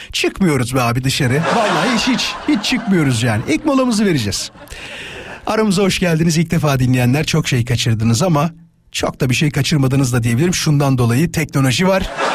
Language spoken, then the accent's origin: Turkish; İzmit, Kocaeli, Turkey; moved away; memleketim İzmit'e